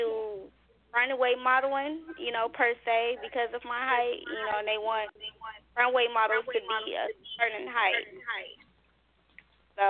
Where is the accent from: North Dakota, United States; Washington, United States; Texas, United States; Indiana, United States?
Indiana, United States; Gary; now in Indianapolis, United States; Growing up in Gary, Indiana